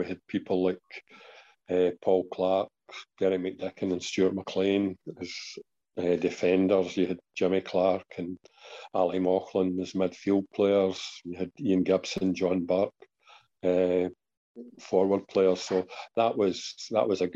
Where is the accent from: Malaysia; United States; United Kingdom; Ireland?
United Kingdom; Kilmarnock, Scotland; I came from Kilmarnock.